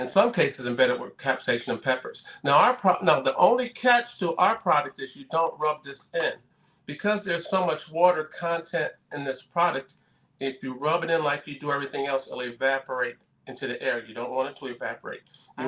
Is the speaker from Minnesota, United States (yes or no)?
no; Massachusetts, United States; moved away as an adult; also born or lived in Southern California; I'm from Massachusetts originally